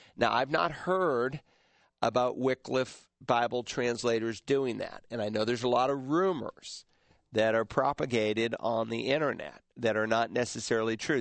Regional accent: Worcester, Massachusetts, United States; moved away; there's a Southern Baptist church in Worcester, Massachusetts, uh, my hometown

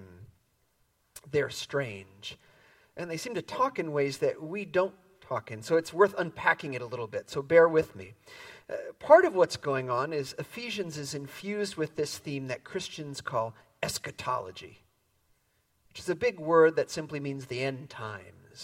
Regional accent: Midwest, United States; moved away as an adult; now in San Francisco Bay Area, United States; I grew up in the Midwest

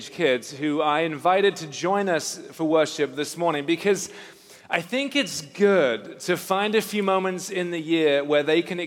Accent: England, United Kingdom; moved away as an adult; also born or lived in Newcastle / South Africa; I grew up in England, just north of London

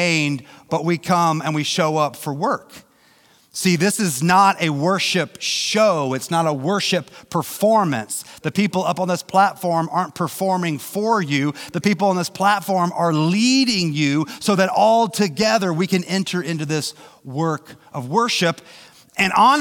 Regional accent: St. Joseph, Missouri, United States; I grew up in St. Joe.

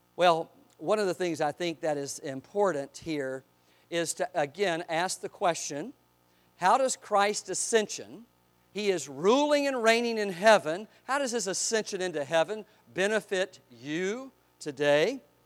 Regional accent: Eastern North Carolina, United States; I grew up in Eastern North Carolina.

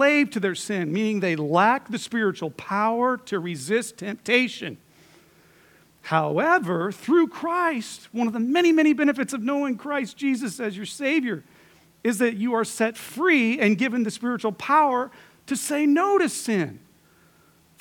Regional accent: United States

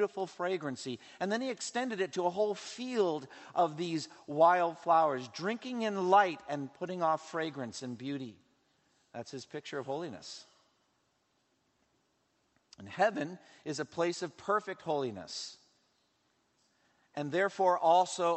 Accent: United States; we as American Christians

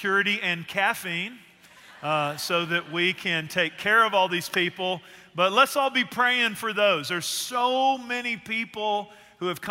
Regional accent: Northeast Texas, United States; moved away as an adult; also born or lived in Abilene, Texas; now in Central Texas, United States; I grew up in Northeast Texas, spent some time in Central Texas around here

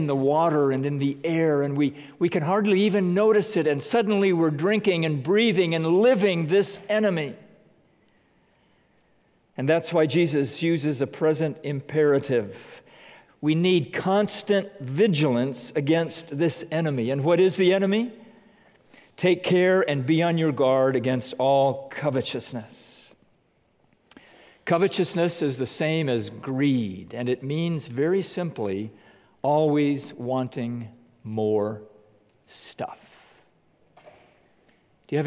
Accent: United States; as American Christians

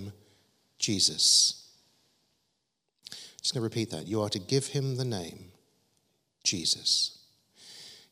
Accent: London, United Kingdom; we grew up in South London

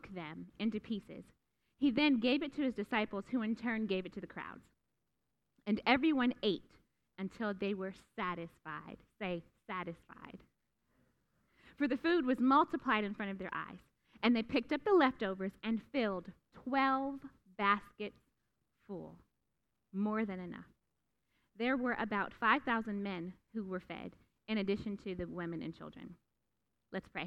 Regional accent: Youngstown, Ohio, United States; I grew up in Youngstown, Ohio

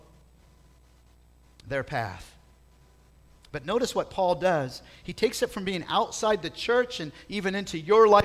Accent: South Bay, California, United States; growing up in the South Bay where I was

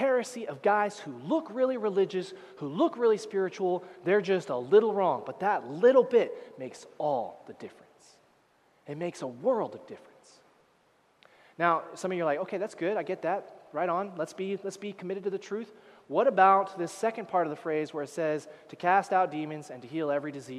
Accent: United States; moved away as an adult; now in Canada; I'm an American, that's all right. I'm a permanent resident now

